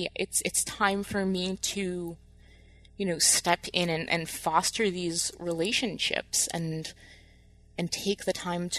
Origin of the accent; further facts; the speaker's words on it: New Jersey, United States; moved away as an adult; now in Michigan, United States; growing up in New Jersey